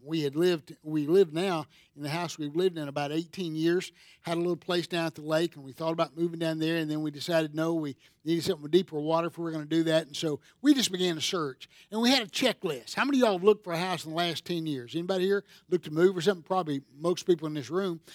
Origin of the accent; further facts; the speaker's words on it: Seneca, South Carolina, United States; I'm from Seneca, South Carolina, and a lot of us want to go back to our home where we grew up